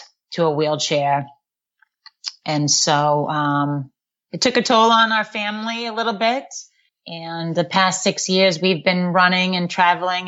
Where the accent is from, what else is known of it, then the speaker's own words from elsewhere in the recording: Boston, Massachusetts, United States; accent: Boston; also born or lived in Tyngsborough, Massachusetts; I'm just from here, but it's awful. I have a bad Boston accent